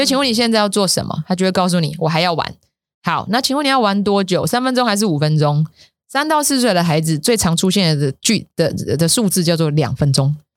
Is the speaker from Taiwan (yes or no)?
yes; Taiwan; moved away as an adult; 我回来台湾十年了